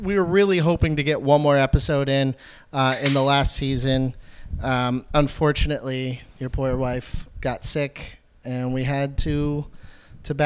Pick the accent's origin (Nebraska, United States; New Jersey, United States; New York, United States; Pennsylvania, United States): Pennsylvania, United States; Pittsburgh; Growing up in Pittsburgh